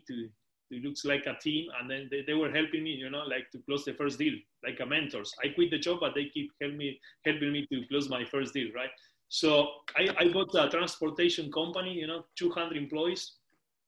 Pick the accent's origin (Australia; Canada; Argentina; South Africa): Argentina; Patagonia; moved away as an adult; now in United Kingdom; I'm originally from Patagonia, from Argentina, the end of the world nice. In South America. And then I moved to the UK 7 years ago